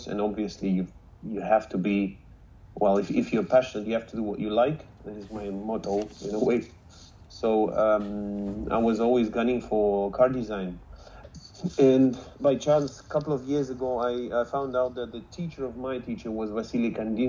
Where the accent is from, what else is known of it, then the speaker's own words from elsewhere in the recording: Moscow, Russia; I was born and raised in Moscow, in Russia